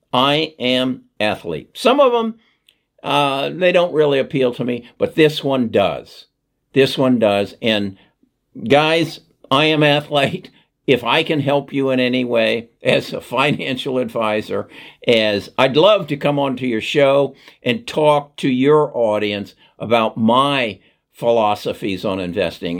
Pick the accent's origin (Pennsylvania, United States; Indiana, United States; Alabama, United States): Indiana, United States; Indianapolis; I grew up in Indianapolis